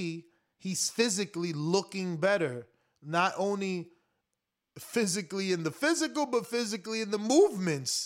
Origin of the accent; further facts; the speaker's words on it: Newark, New Jersey, United States; moved away as an adult; now in Florida, United States; I'm originally from Newark, New Jersey.